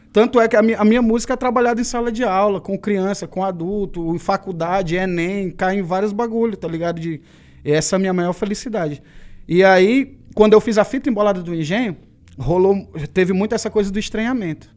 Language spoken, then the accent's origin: Portuguese; Ceará, Brazil; accent: nordestino; a gente, na minha terra, no Ceará, uhum. a gente fala muito rápido e cantado.